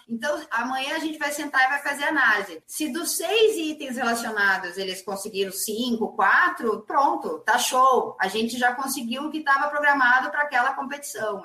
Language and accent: Portuguese; Caxias do Sul, Rio Grande do Sul, Brazil; na minha cidade, em Caxias do Sul, que eu sou nascida em Caxias, no clube que eu comecei a jogar